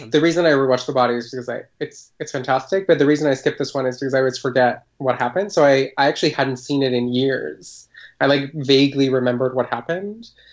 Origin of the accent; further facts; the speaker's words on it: Colombia; I grew up in Colombia